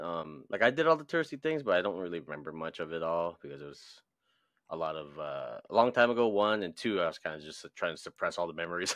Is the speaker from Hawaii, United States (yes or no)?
yes; Hawaii, United States; I'm from Hawaii.